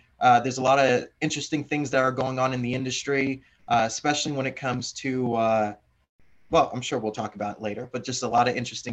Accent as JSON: {"language": "English", "region": "Florida", "country": "United States", "tie": "born or raised there", "moved": "as an adult", "said": "born and raised in Florida"}